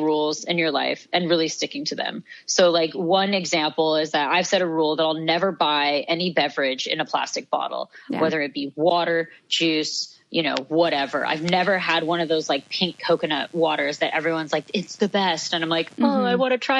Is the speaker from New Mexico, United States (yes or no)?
yes; Santa Fe, New Mexico, United States; I grew up in Santa Fe, New Mexico